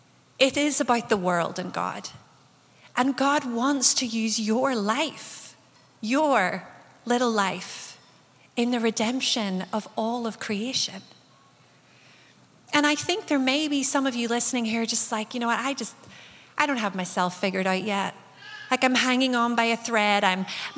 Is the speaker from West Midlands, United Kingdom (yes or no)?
no; Northern Ireland, United Kingdom; growing up in Northern Ireland as a young person